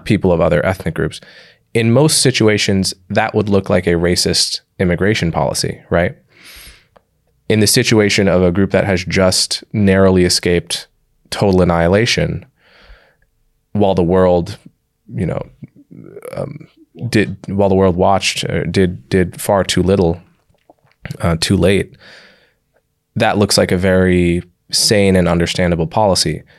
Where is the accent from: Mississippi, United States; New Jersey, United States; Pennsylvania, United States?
New Jersey, United States; Livingston; I grew up in and around New York City